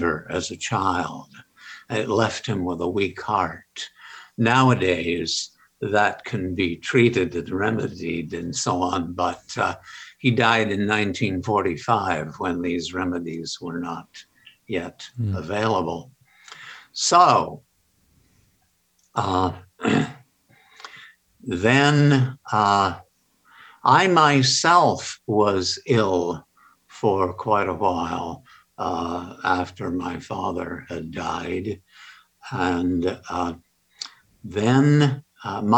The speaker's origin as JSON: {"language": "English", "town": "Ogden", "region": "Utah", "country": "United States", "tie": "born or raised there", "also_born_or_lived": "New Haven, Connecticut / Los Angeles, California / Oxford, England", "moved": "yes", "said": "I was born in Ogden, Utah, back in 1937."}